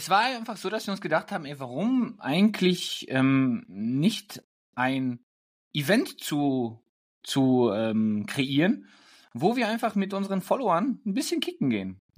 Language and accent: German; Germany; Wien ist wirklich schön, aber ich bin doch ein Deutscher, immer noch.